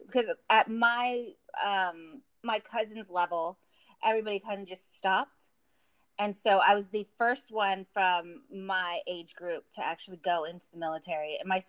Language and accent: English; California, United States; also born or lived in Camp Pendleton, California; I'm from California